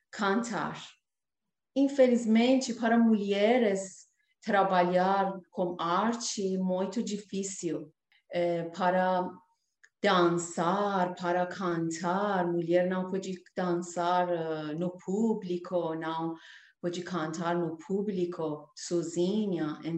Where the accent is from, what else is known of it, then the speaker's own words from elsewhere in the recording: Iran; Portuguese is a second language; moved away as an adult; now in Brazil; eu deixei meu país, minha terra, para buscar realizar sonhos no Brasil